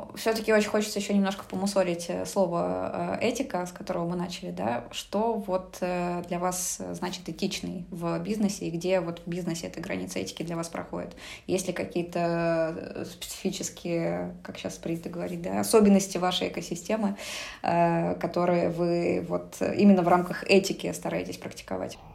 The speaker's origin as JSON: {"language": "Russian", "region": "Moscow", "country": "Russia", "moved": "as an adult", "lives_now": "Saint Petersburg, Russia", "said": "я сама из Москвы"}